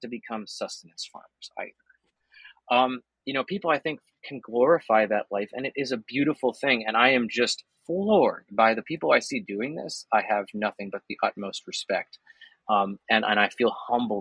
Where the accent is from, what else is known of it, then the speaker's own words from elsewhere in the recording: New Jersey, United States; my home state.